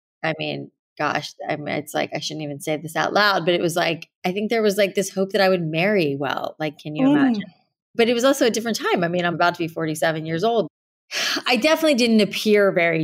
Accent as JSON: {"language": "English", "region": "South Florida", "country": "United States", "tie": "born or raised there", "said": "growing up in South Florida with all the humidity in the air"}